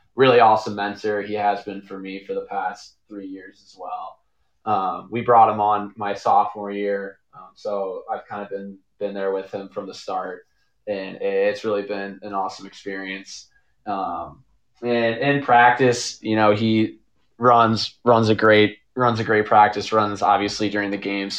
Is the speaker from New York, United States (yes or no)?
no; St. Louis, Missouri, United States; I love St. Louis. Obviously, that's where I was born and raised.